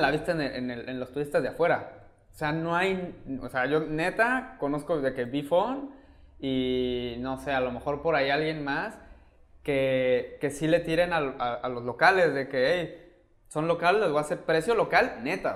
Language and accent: Spanish; Mexico City, Mexico; now in Cancún, Mexico; yo crecí en DF